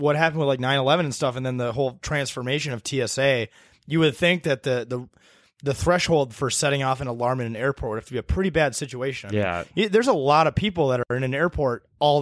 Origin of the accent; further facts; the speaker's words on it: Minnesota, United States; we're from Minnesota